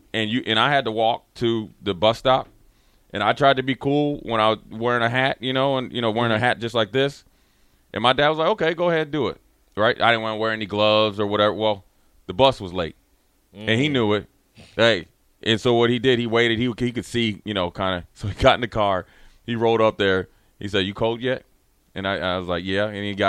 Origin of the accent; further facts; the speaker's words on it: Minneapolis, Minnesota, United States; growing up in Minneapolis